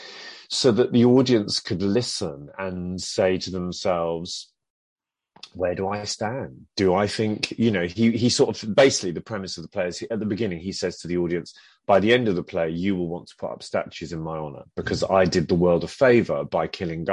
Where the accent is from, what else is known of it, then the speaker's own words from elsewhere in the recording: London, United Kingdom; I'm an Indian heritage actor from London. My parents came over from Chennai in the 60s, and I was born in London in the late 60s